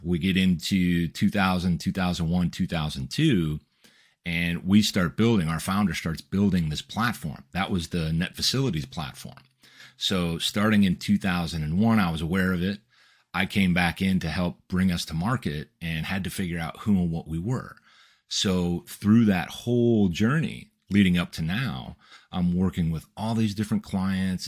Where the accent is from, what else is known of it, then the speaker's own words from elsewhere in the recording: Midwest, United States; we come from the Midwest